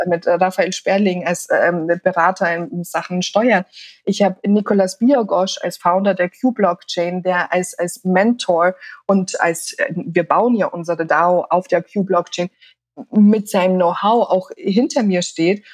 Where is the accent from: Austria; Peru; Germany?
Austria; ich bin ja in Österreich aufgewachsen